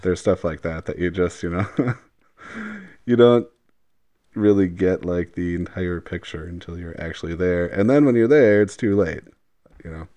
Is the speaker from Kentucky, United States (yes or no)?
no; Wauwatosa, Wisconsin, United States; growing up in Wauwatosa